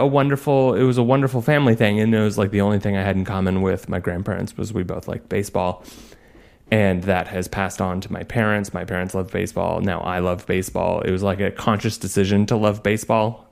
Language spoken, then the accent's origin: English; just outside of Boise, Idaho, United States; We grew up just outside of Boise, Idaho.